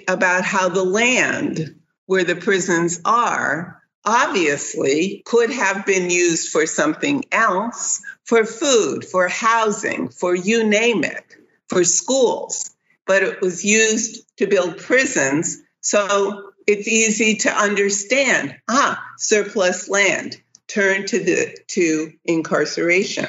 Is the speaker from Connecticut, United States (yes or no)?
yes; New Haven, Connecticut, United States; coming from my hometown, New Haven